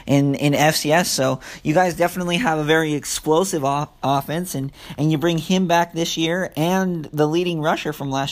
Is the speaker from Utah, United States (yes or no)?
yes; Ogden, Utah, United States; also born or lived in Puerto Rico / Dominican Republic; now in St. George, United States; I grew up in Ogden, now living here in St. George, Utah